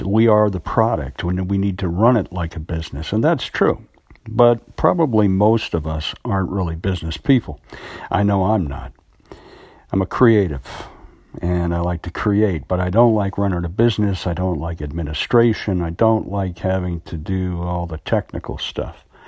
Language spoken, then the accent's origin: English; United States; I'm an American actor